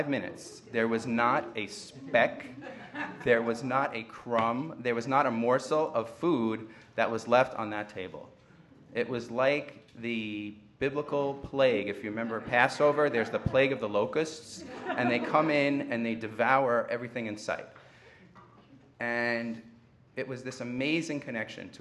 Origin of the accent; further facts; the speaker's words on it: Great Neck, New York, United States; I grew up in Great Neck, Long Island